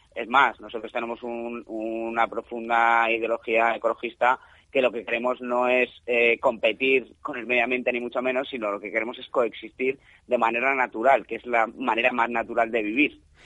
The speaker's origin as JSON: {"language": "Spanish", "town": "Madrid", "region": "Community of Madrid", "country": "Spain", "moved": "as an adult", "lives_now": "Fraguas, Spain", "said": "En general la gente que estamos somos de Madrid"}